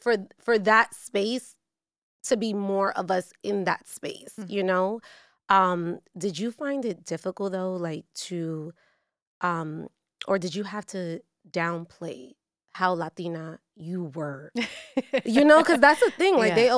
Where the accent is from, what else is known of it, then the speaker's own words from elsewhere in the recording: New York, United States; I grew up watching you in El Barrio.